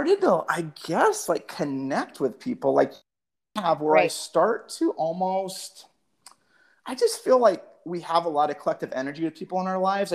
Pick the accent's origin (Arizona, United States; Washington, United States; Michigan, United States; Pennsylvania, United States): Arizona, United States; Phoenix; I grew up here in West Phoenix